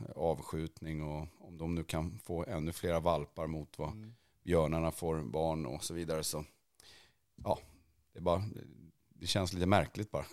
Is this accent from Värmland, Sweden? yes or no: yes; Värmland, Sweden; jag växte upp där i Värmland